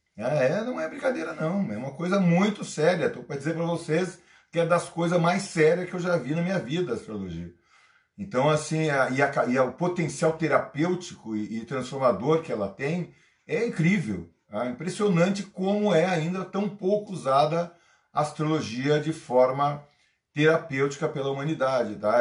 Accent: Brazil; homem nascido no Brasil

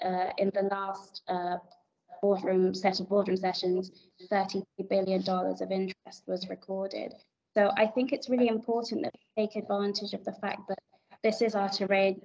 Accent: Nigeria; I'm African, I'm Nigerian, and I work in Africa for Africans.

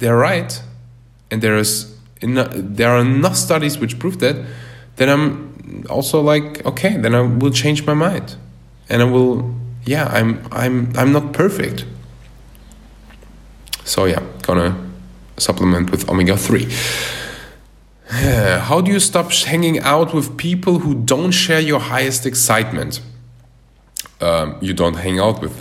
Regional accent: Germany; moved away as an adult; now in Bali, Indonesia; I was born and raised in Germany, but my parents are from Russia, and then they moved to Uzbekistan

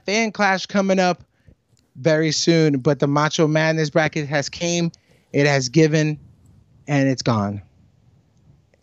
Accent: United States; I, being the American

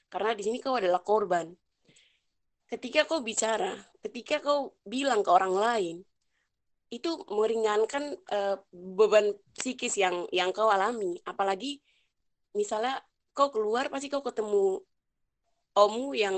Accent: Papua, Indonesia; namanya kita orang Papua ya pasti menimbulkan masalah dalam keluarga

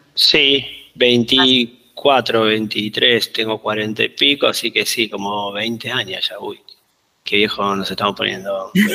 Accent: Argentina; moved away as an adult; now in Lima, Peru; me fui, no, fui eligiendo no volver

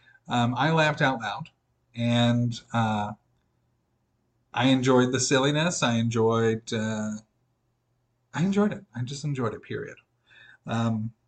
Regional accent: Midwest, United States; born and raised in the Midwest

